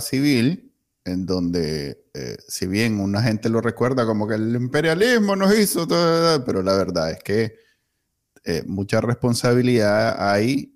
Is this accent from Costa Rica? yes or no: no; Nicaragua; Yo viví mi niñez en Nicaragua en los 80